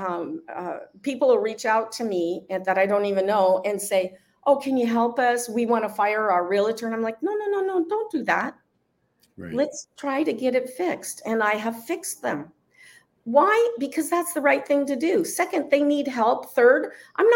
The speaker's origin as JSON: {"language": "English", "town": "Mazatlán", "region": "Sinaloa", "country": "Mexico", "tie": "born or raised there", "said": "all the kind of music that I grew up in Mazatlan"}